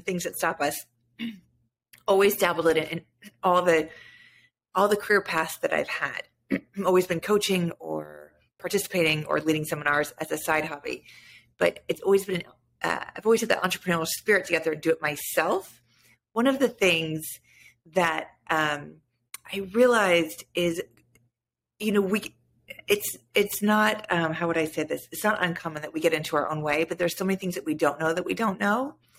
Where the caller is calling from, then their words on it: California, United States; I'm in Northern California, about an hour north of San Francisco.